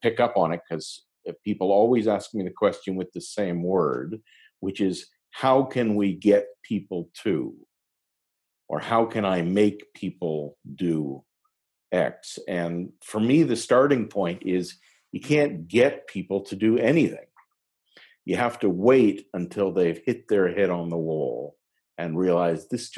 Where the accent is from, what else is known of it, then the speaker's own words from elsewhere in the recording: Montreal, Quebec, Canada; I'm originally from Montreal in Canada.